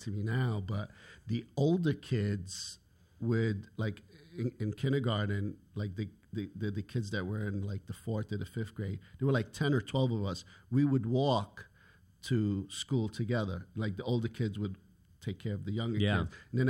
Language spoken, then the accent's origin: English; New York City, New York, United States; also born or lived in Egypt / Harlem; My wife and I, we grew up in Hell's Kitchen.